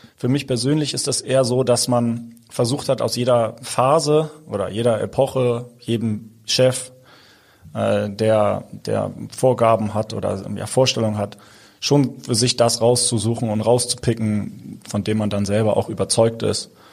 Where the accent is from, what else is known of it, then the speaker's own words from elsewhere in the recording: Hamburg, Germany; ich bin Hamburger